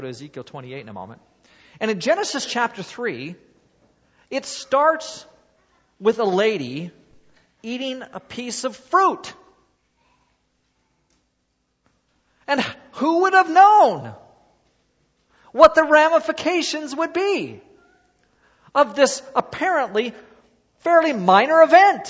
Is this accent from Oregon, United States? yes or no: yes; Oregon, United States; moved away as an adult; now in Canada; being from Oregon, those of us who are from Oregon oftentimes are big-time runners